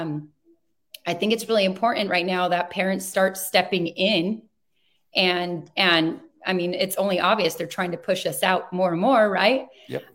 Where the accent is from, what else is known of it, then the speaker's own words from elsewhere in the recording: Chino, California, United States; I grew up in Chino Valley. I was born in Chino Hospital